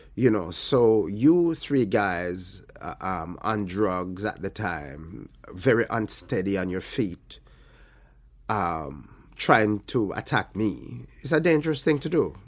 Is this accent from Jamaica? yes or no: yes; Alligator Pond, Jamaica; moved away as an adult; also born or lived in Kingston, Jamaica; I grew up in, uh, in Alligator Pond